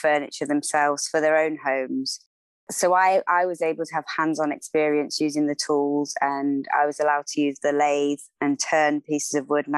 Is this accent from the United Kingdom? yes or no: yes; Cambridge, East of England, United Kingdom; also born or lived in Oxfordshire; I grew up in Cambridge